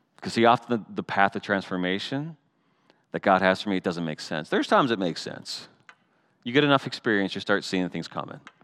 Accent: Canada; I'm still Canadian.

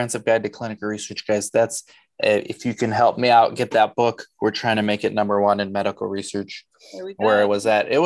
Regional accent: Los Angeles, California, United States; also born or lived in Romania / Arizona; We moved to LA when I was two.

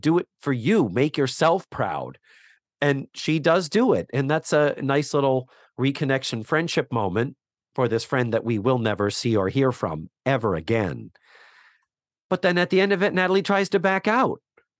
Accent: Milwaukee, Wisconsin, United States; I'm afraid of cheese and I'm from Milwaukee.

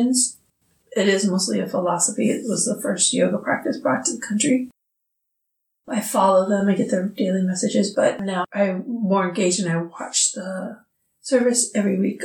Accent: Des Moines, Iowa, United States; I grew up here in Des Moines

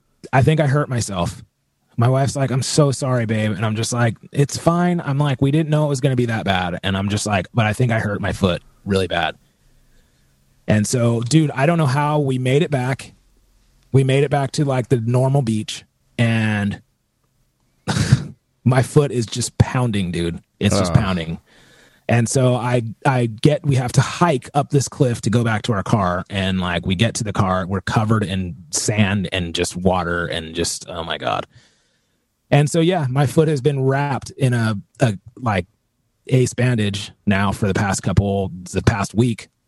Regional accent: Southern California, United States; I'm born and raised in California. I mean, I'm born and raised in like Southern California

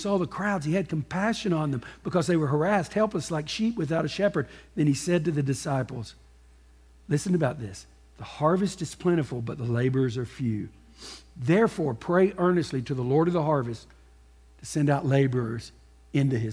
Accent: Texas, United States; also born or lived in Gulf Coast; I grew up in Texas

